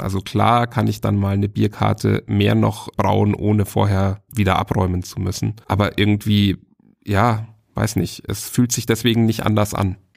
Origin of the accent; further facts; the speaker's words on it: Bavaria, Germany; aus Bayern ausgebürgert werde ich vielleicht trotzdem